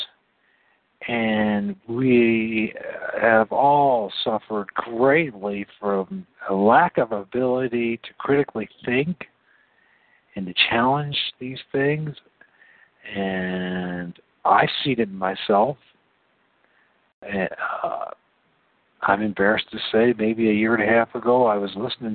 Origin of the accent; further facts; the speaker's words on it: United States; I'm an American